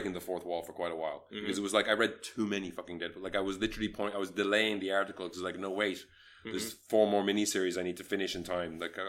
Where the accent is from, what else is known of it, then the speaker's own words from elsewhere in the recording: Malaysia; As a Malaysian